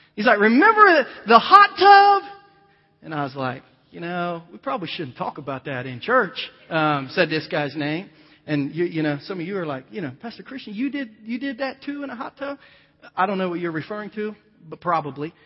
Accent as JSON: {"language": "English", "region": "Ohio", "country": "United States", "tie": "born or raised there", "moved": "as an adult", "said": "I was born and raised in Ohio"}